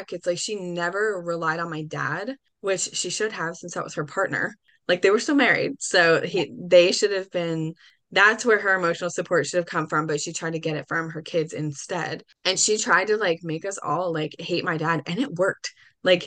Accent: New Jersey, United States; I'm from New Jersey

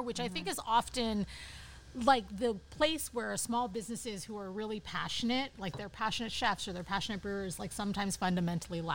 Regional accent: San Francisco Bay Area, California, United States; also born or lived in Berkeley; now in Upstate New York, United States; I grew up in the San Francisco Bay Area.

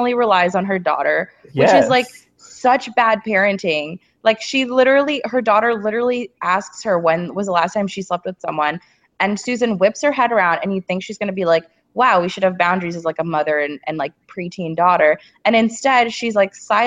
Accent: United States; not that I'm not an American, but growing up with parents who are not from here

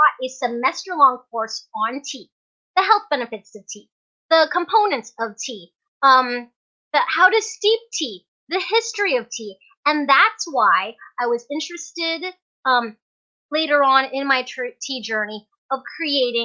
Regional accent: Fairbanks, Alaska, United States; also born or lived in Hong Kong; I was born in Hong Kong, but raised here in Fairbanks, Alaska

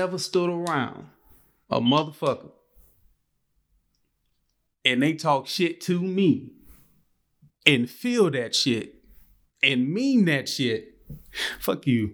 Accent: Gulfport, Mississippi, United States; I'm from Gulfport

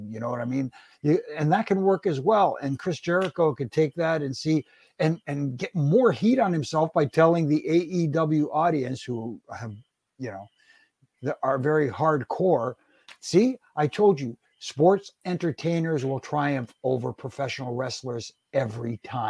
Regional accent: Canada; And I'm Canadian.

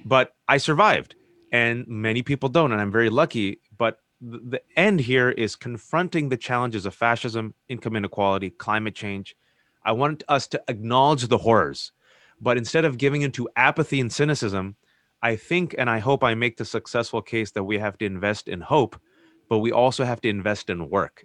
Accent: Bay Area, California, United States; growing up in the Bay Area

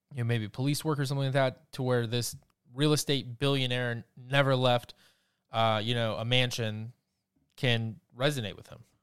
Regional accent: Georgia, United States; Atlanta even, my home state

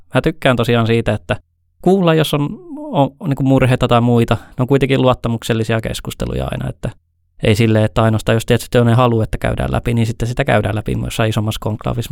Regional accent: Ylihärmä, South Ostrobothnia, Finland; also born or lived in Helsinki / Eastern Finland; kahdeksanvuotiaasta lähtien ollut Pohjanmaalla, Etelä-Pohjanmaalla Ylihärmässä

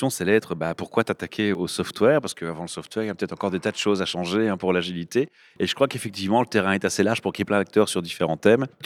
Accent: Rennes, Brittany, France

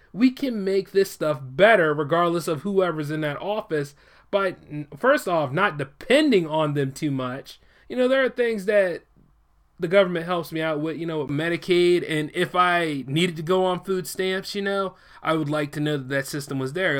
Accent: United States; I am a born American citizen

